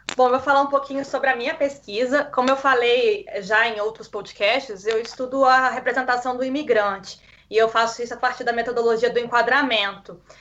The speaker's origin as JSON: {"language": "Portuguese", "region": "Minas Gerais", "country": "Brazil", "moved": "as an adult", "said": "eu vim de Minas Gerais"}